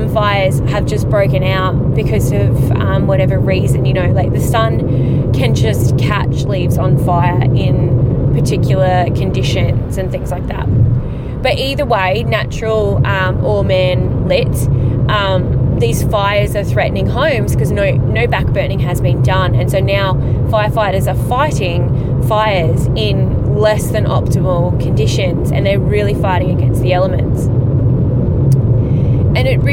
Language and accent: English; Queensland, Australia; my home state of Queensland.